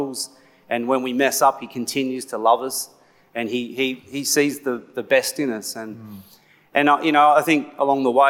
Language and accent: English; Blacktown, New South Wales, Australia; I was born in Blacktown Hospital